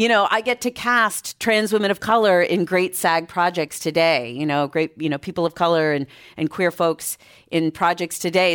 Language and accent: English; Boston, Massachusetts, United States; moved away as an adult; now in San Francisco, United States; I grew up in Boston, Massachusetts